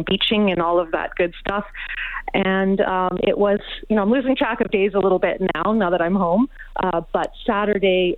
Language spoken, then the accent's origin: English; Osoyoos, British Columbia, Canada; now in Victoria, Canada; I was born and raised in Osoyoos, even though I live in Victoria now